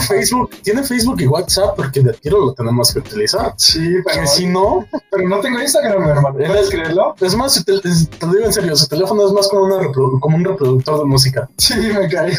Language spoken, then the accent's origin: Spanish; Mexico; dos partes mexicanos